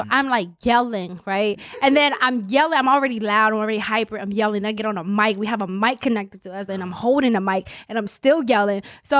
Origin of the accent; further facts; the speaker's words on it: Capitol Heights, Maryland, United States; From Capitol Heights.